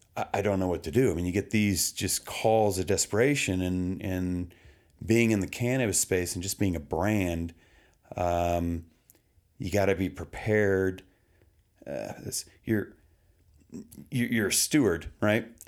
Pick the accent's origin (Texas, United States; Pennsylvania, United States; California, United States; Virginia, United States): Texas, United States; now in Colorado, United States; I grew up in Texas